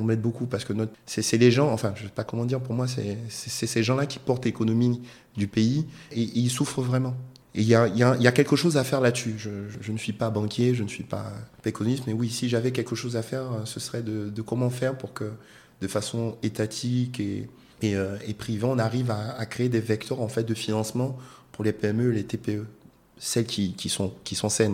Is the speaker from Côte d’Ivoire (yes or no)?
yes; Côte d’Ivoire; moved away; je suis un Ivoirien, je rentre dans mon pays